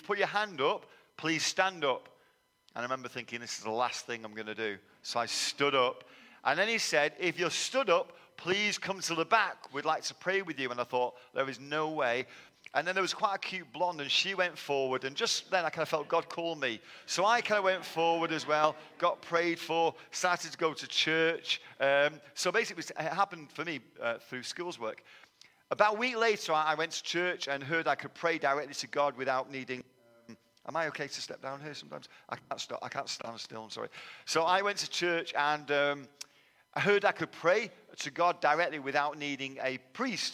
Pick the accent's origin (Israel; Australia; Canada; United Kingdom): United Kingdom; Manchester, North West England; moved away as an adult; also born or lived in London; now in Texas, United States; I was born in London, but moved to Manchester